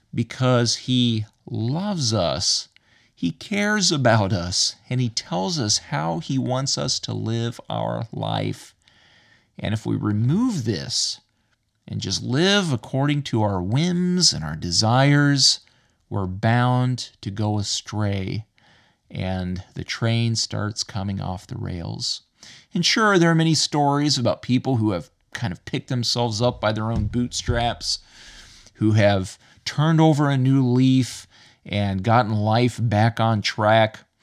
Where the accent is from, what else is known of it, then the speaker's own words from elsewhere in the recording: United States; now in Ireland; as an American living in Ireland